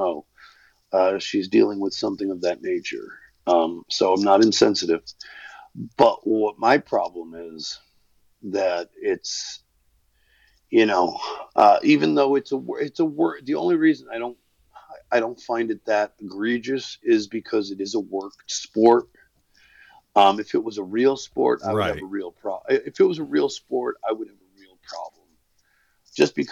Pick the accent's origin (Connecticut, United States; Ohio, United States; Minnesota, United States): Connecticut, United States; Waterbury; I was born in Waterbury, Connecticut